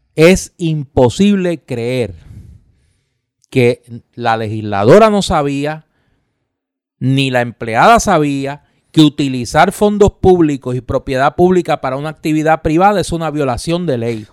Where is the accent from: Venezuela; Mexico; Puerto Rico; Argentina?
Puerto Rico; Caguas; cagüeño al fin como soy